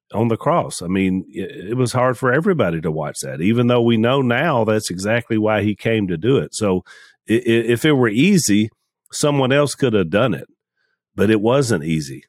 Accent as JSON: {"language": "English", "country": "United States", "said": "I'm an American"}